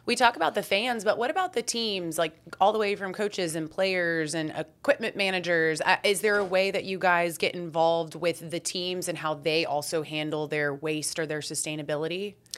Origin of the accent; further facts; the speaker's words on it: Texas, United States; also born or lived in Syracuse, New York; I was born and raised here